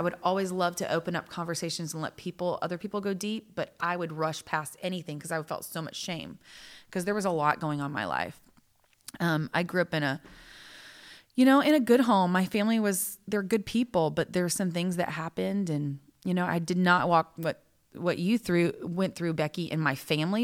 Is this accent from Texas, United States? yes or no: yes; Texas, United States; we're both from Texas